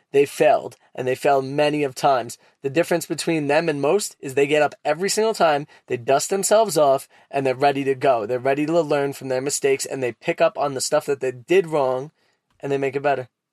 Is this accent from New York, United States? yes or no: yes; New York City, New York, United States; accent: Brooklyn; my Brooklyn accent